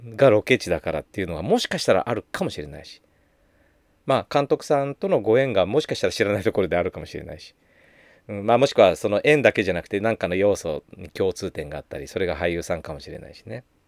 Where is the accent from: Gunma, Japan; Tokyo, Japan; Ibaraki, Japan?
Gunma, Japan; Takasaki; also born or lived in Chiba; 私は出身が生まれは千葉なんだけど育ちが群馬ってね小学校の1年生終わってすぐ親の転勤で群馬の高崎に越してで小学2年から高3までずっと高崎いたのでもうどっちかっていうとふるさとは高崎みたいな群馬県なんだよね